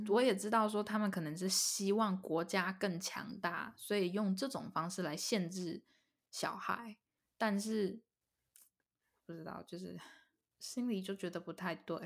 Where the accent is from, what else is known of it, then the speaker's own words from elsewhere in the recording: Taiwan; 又觉得自己是台湾人，非常地，就很开心自己是台湾人